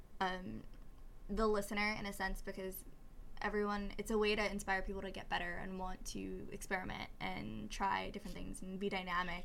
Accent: New York City, New York, United States; I'm from Staten Island, New York

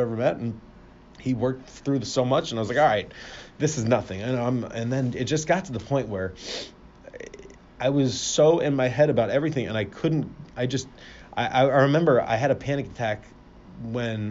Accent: Fort Lauderdale, Florida, United States; now in Cleveland, United States; I'm originally from Fort Lauderdale, Florida

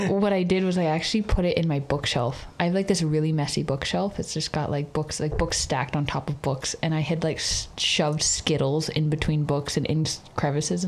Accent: Canada; Growing up in Canada

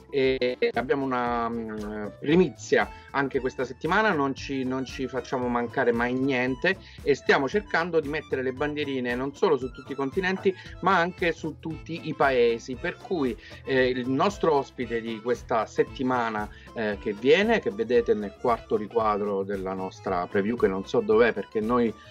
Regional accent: Abruzzo, Italy; now in Paris, France; sono abruzzese, vivo a Parigi da, da 16 anni dove faccio architetto e ogni tanto anche il fotografo

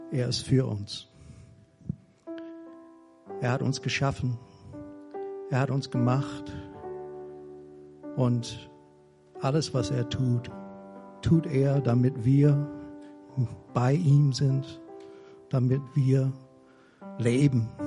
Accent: United States; German is a second language; now in Germany; Und ich bin Amerikaner. Ich bin schon fast 40 Jahre in Deutschland. Aber ich fühle mich immer noch verbunden mit der Heimat

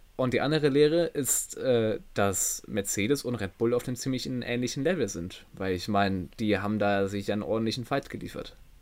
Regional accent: Germany

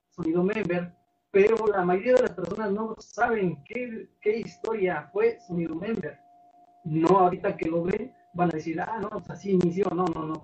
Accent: Santa María Jolopan, State of Mexico, Mexico; soy originario aquí de Santa María Jolopan municipio de Post, Estado de México

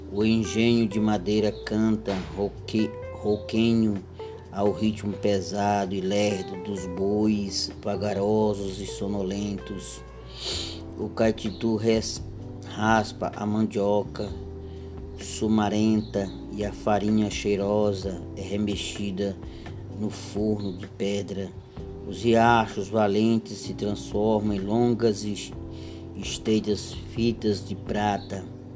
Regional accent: Piauí, Brazil; nossa terra aqui do Piauí

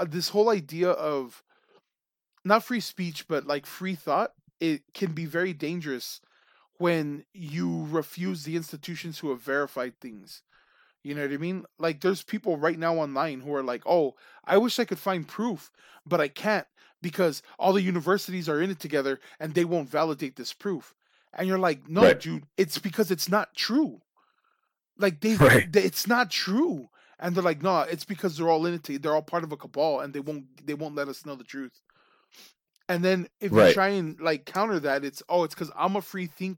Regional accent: United States; we're American

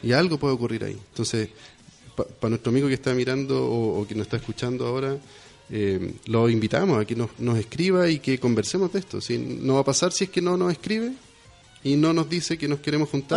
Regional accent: Chile; Somos poquitos en, en, Chile

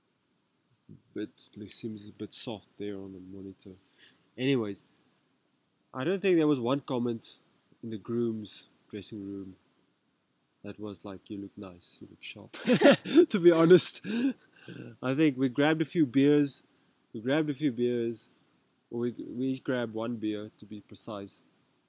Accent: Rustenburg, North West, South Africa; first language Afrikaans; English is a second language; Me, I grew up in Rustenburg. I'm actually Afrikaans.

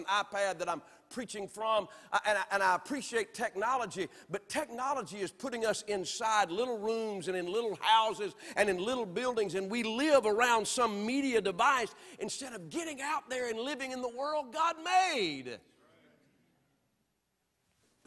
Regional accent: the South, United States; I'm from the South

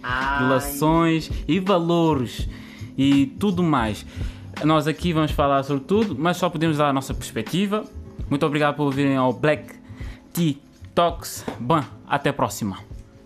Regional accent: Cape Verde; eu sou cabo-verdiano

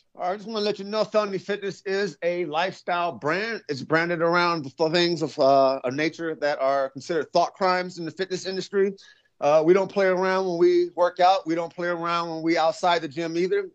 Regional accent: Las Vegas, Nevada, United States; My hometown Raiders

